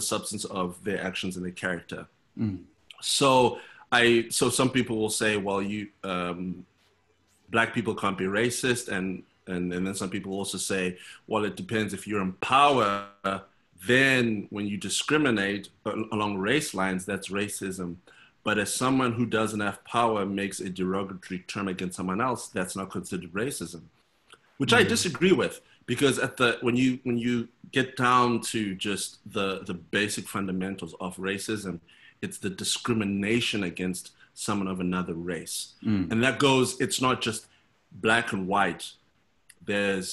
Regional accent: Zimbabwe; now in Chicago, United States; born and raised in Zimbabwe, currently based in Chicago

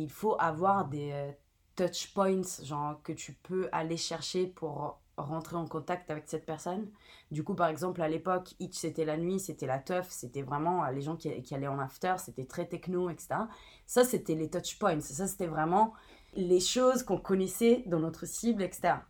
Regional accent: Italy; French is a second language; moved away as an adult; also born or lived in Palermo / Milan; now in Paris, France; je viens d'Italie

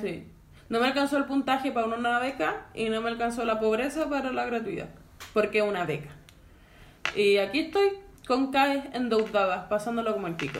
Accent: Santiago, Santiago Metropolitan Region, Chile; todos mis amigos que somos de Cerrillo

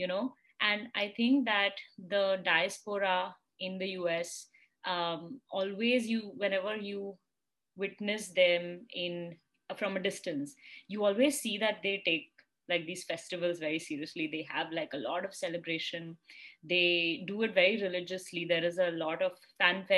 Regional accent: India; moved away as an adult; also born or lived in New York; now in United States

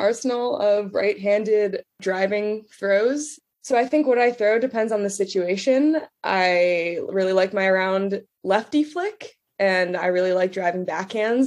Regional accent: New Jersey, United States; I'm from New Jersey.

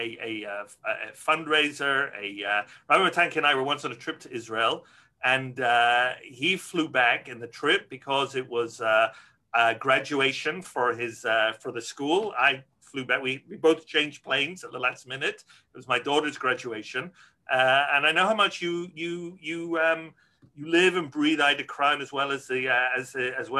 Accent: Glasgow, Scotland, United Kingdom; moved away; I grew up in Glasgow, Scotland, a community that's declined a lot for demographic reasons

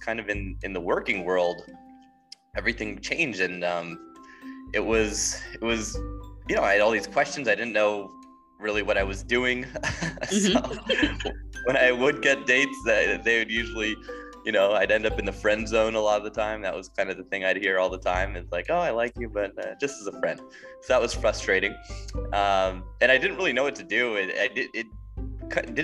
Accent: Southern California, United States; moved away as an adult; now in Kyiv, Ukraine; Originally from Southern California

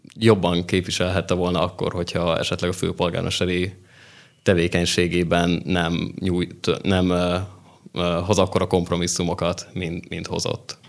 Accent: Szokolya, Pest, Hungary; moved away as an adult; also born or lived in Nógrád County; now in Budapest, Hungary; mi vidékiek vagyunk úgy, Nógrád megyéből.

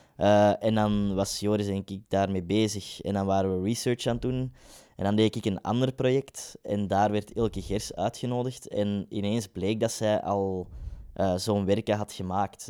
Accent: Kempen, Belgium; now in Ghent, Belgium; we zijn allebei van de Kempen

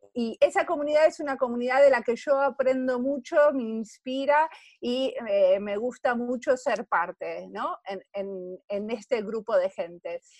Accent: Argentina; moved away as an adult; now in Finland; en Finlandia vivo acá hace 20 años, nací en Argentina. Y en Argentina hace mucho tiempo estudié diseño industrial

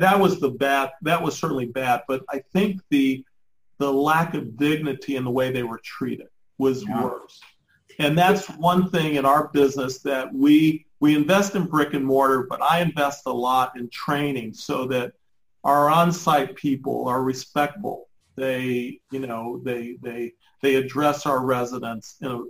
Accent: Detroit, Michigan, United States; I grew up in Detroit

